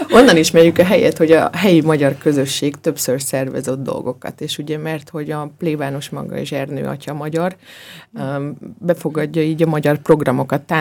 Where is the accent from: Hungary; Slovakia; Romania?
Slovakia; now in Austria; én magam is ugye Szlovákiából származom